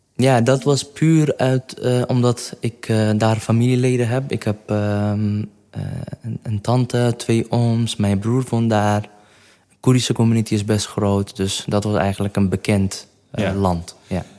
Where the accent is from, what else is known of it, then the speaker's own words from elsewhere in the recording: Kirkuk, Kirkuk Governorate, Iraq; Dutch is a second language; moved away as an adult; also born or lived in Kurdistan Region; now in Netherlands; Ik ben in Kerkuk geboren. Dat is een stad in het noordelijke gedeelte van Irak.